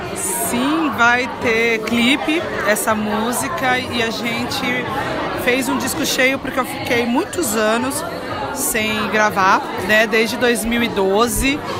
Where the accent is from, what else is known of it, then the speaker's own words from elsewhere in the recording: São Paulo, Brazil; nasci na, na Vila Brasilândia